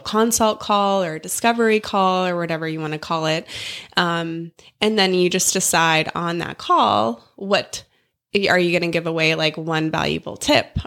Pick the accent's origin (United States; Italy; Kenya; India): United States; South Dakota; moved away as an adult; now in Canton, Georgia, United States; I grew up in South Dakota